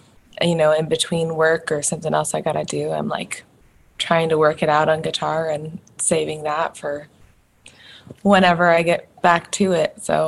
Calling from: Seattle, Washington, United States; Seattle, Washington.

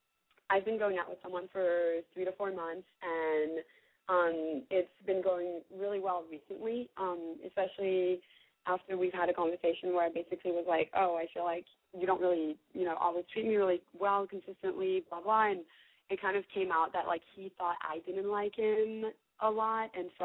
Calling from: Mississippi, United States; I'm calling from the middle of nowhere in Mississippi. Don't ask me why. I have no idea why. I am 22.

